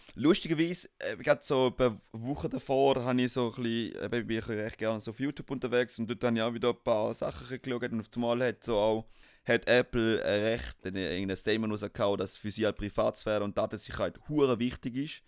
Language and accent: German; Switzerland; wir als Schweizer